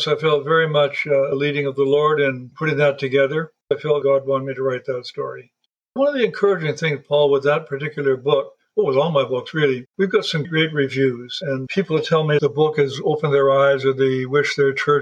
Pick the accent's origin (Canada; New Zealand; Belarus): Canada; Alberta; also born or lived in Yukon / Northwest Territories; I was raised in Alberta's oil country as well as cattle and farm country